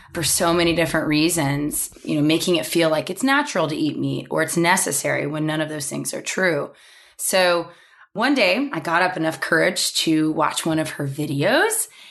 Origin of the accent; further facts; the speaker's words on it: Oklahoma, United States; growing up in Oklahoma